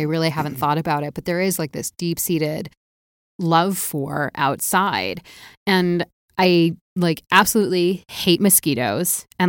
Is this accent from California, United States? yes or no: yes; Walnut Creek, California, United States; also born or lived in Naperville / Appleton; so I grew up in outside of San Francisco. And when I was 8, I moved to a town called Walnut Creek, which it's very odd.